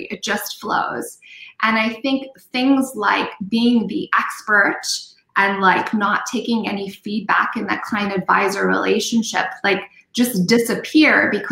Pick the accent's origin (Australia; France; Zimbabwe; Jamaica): Zimbabwe; moved away; I said, Zimbabwe.